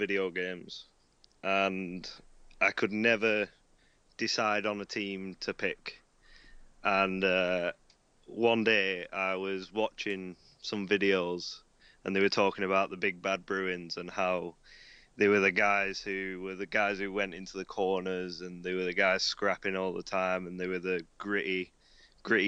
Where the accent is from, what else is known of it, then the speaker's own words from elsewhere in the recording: England, United Kingdom; our English pastime being English football